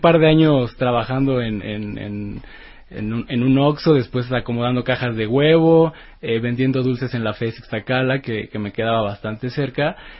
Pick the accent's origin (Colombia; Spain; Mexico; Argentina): Mexico; la primera vez que salí de México